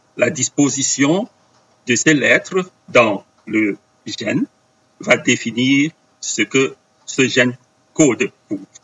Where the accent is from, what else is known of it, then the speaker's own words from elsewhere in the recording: Cameroon; first language Bamum; French is a second language; moved away as an adult; also born or lived in Brussels, Belgium; now in Belgium; J'ai grandi au Cameroun avec euh, des missionnaires hollandais.